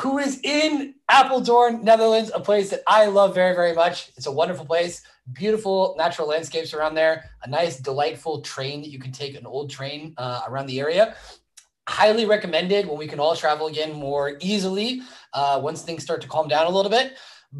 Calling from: Vallejo, California, United States; I am live from California, Vallejo, California.

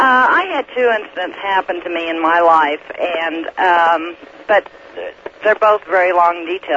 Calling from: Red Desert, Wyoming, United States; Red Desert, Wyoming, but my residence is in Oregon.

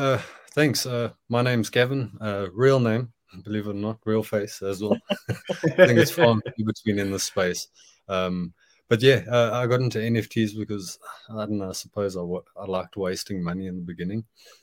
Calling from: Johannesburg, Gauteng, South Africa; From Johannesburg, South Africa.

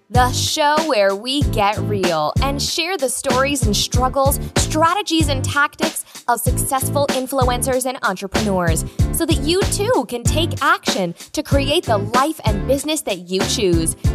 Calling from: Seattle, Washington, United States; Uh, from uh, Seattle, Washington.

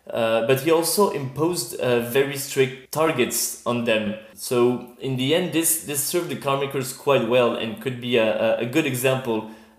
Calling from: Brussels, Brussels-Capital Region, Belgium; So I'm calling from my home in Brussels.

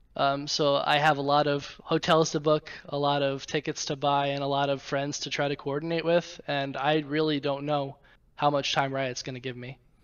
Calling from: Roanoke, Virginia, United States; I'm calling from Roanoke, Virginia

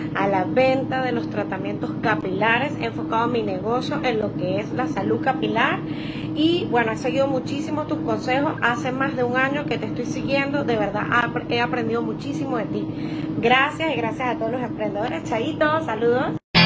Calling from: Venezuela; saludos desde Venezuela

